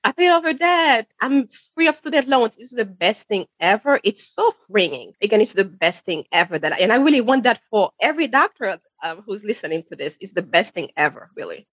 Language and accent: English; Haiti; moved away; I'm sure you can hear the accent. I'm originally from Haiti, where credit cards are not a thing or were not a thing when I was growing up